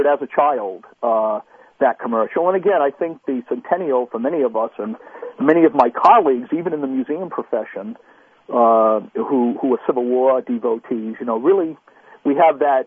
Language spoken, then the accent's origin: English; Pawtuxet, Rhode Island, United States; I grew up in Rhode Island.